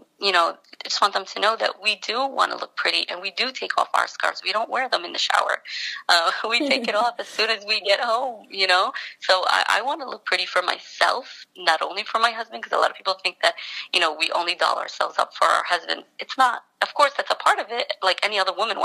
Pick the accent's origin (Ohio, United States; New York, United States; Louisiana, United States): New York, United States; New York City; I was born and raised in Brooklyn